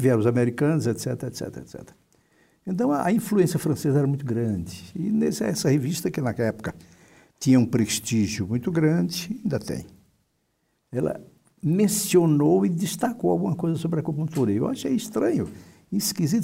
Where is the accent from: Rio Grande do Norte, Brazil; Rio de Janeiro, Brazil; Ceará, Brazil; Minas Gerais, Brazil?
Ceará, Brazil; Fortaleza; moved away as an adult; also born or lived in Porto Alegre / São Paulo; eu terminei meu curso de, de medicina em Fortaleza, no Ceará, de onde eu venho.